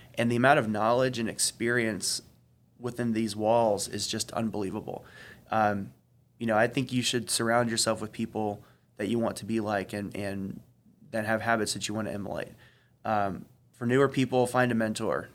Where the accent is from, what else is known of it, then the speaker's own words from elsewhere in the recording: Gwinnett County, Georgia, United States; I didn't grow up in the city. I grew up in Gwinnett.